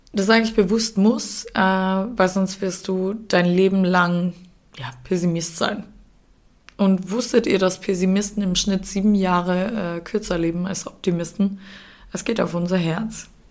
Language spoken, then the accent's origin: German; Austria; now in Germany; Der Umzug in meine Heimat Österreich